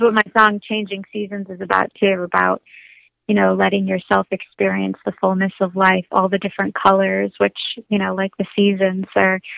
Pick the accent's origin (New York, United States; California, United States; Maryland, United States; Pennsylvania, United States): California, United States; Southern; also born or lived in Los Angeles, California; I grew I grew up in in Southern California. First, I was born in LA, and then we moved up to the mountains